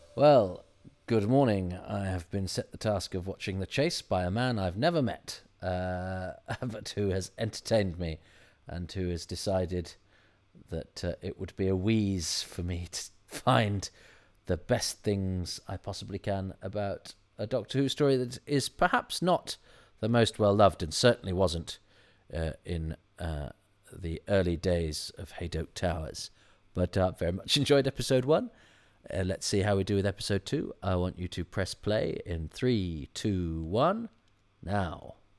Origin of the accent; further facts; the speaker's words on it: United Kingdom; being British